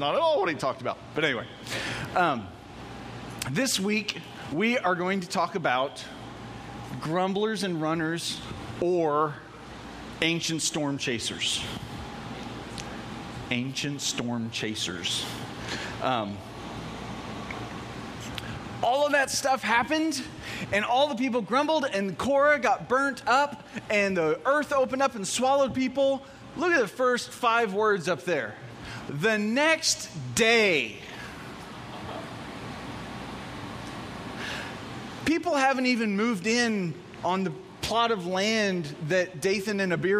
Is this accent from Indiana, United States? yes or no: yes; Evansville, Indiana, United States; I'm from Evansville